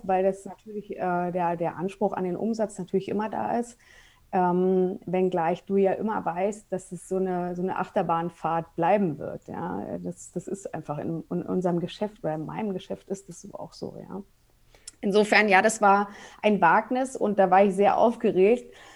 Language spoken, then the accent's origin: German; Berlin, Germany; also born or lived in Munich suburb; now in Munich area, Germany; ich bin gebürtige Berlinerin und wohne aber mittlerweile mit meinem Mann und mit meinen zwei Kindern äh, in einem Vorort von München.